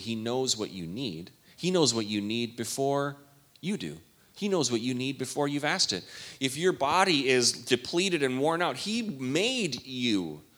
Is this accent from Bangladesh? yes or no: no; Canada; all my days growing up in Canada